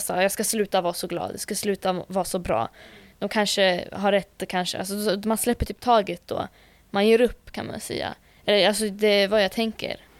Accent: Norsborg, Stockholm County, Sweden; jag är från Norsborg, jag är från Botkyrka

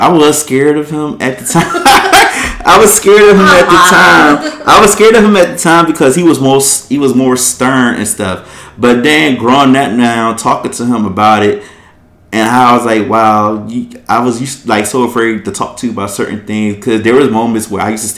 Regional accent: Philadelphia, Pennsylvania, United States; I grew up in Philadelphia

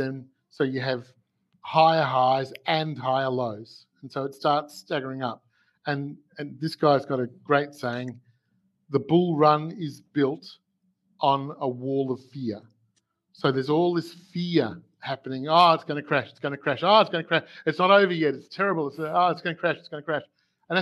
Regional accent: Melbourne, Victoria, Australia; I'm from Melbourne, Australia

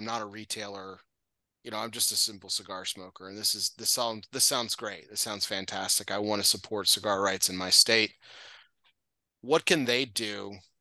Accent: Texas, United States; I'm Texan, and I've worked in retail

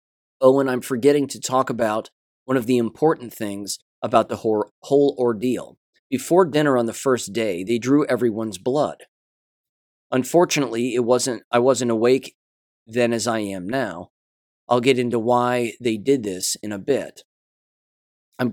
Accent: Oklahoma City, Oklahoma, United States; I'm from Oklahoma City, the Oklahoma City area, so the bombing got brought up in one of these classes, in one of our classes.

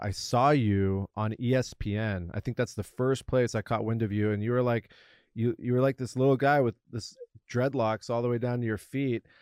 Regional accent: La Jolla, California, United States; I grew up in Southern California, La Jolla in particular

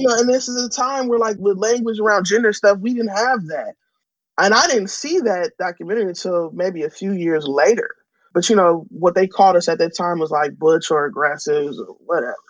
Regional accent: San Francisco, California, United States; growing up in San Francisco

